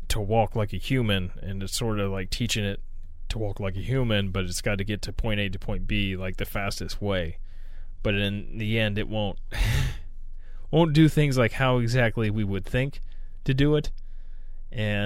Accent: United States; I am an American.

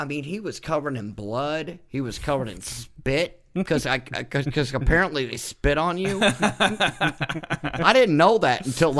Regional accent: Illinois, United States; Sir, I'm from Illinois. I'm sorry.

